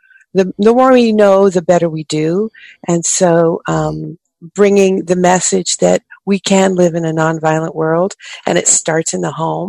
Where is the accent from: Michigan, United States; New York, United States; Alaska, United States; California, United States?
California, United States; Oakland; I grew up in Oakland, California